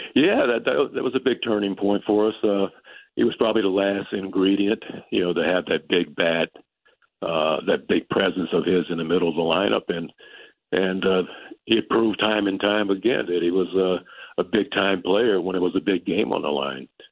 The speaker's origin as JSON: {"language": "English", "region": "California", "country": "United States", "tie": "born or raised there", "moved": "as an adult", "said": "I grew up in California"}